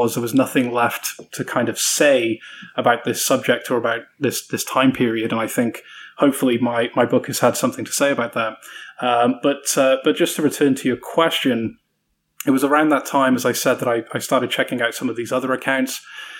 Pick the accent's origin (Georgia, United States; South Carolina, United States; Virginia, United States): South Carolina, United States; I've been putting on this British accent for the best part of a year, and little do you know that I'm actually from South Carolina.